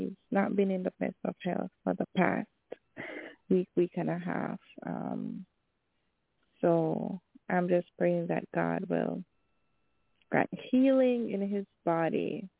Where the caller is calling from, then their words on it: Jamaica; Hello, Prophet LaShun. … from Jamaica.